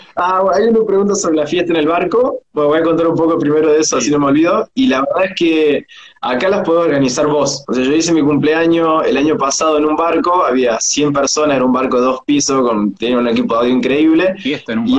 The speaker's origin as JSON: {"language": "Spanish", "region": "Córdoba", "country": "Argentina", "moved": "as an adult", "lives_now": "Australia", "said": "vos sos de Argentina, y te empezaban a tirar de qué ciudad, y vos le decías de Córdoba"}